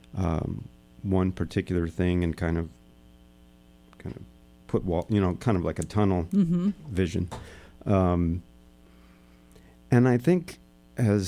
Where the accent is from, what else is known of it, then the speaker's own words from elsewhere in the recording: Texas, United States; growing up in Texas, I was surrounded by boys that liked taking things apart